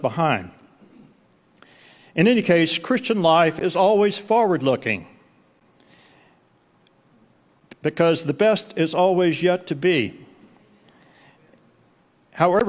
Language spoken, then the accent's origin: English; Albany, Texas, United States; also born or lived in Dallas / Seattle; now in Midland, United States; the church that I grew up in Albany, Texas